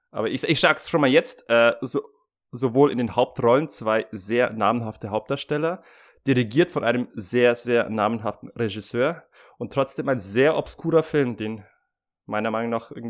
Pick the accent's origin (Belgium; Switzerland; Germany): Switzerland; Ja, ich bin Schweizer.